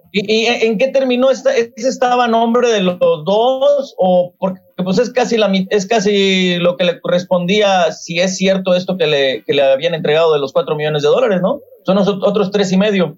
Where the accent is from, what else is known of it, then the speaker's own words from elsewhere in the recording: Monterrey, Nuevo León, Mexico; yo soy originario de Monterrey, mi mamá es originaria de aquí de San Antonio